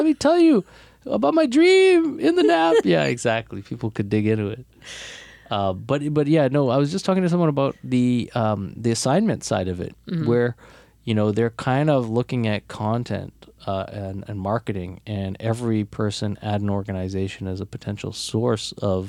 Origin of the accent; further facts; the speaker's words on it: Toronto, Ontario, Canada; And as Torontonians, we're a little insular.